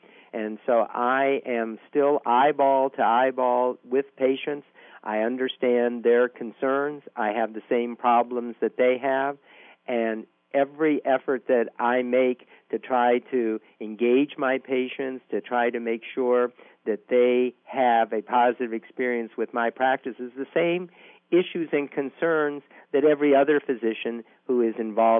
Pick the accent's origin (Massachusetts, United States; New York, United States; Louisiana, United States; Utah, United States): Louisiana, United States; New Orleans; I am from New Orleans, which is the underwater capital of the world.